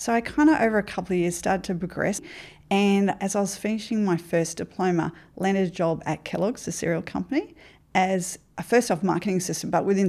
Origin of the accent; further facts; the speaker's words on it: Ipswich, Queensland, Australia; also born or lived in Brisbane; Yeah, I grew up in Ipswich, moved to Brisbane as a young adult life. Come from a not educated family.